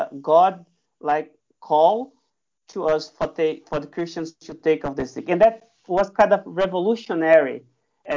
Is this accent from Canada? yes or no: no; Brazil; moved away; I am originally from Brazil, and my parents live in the Amazon region area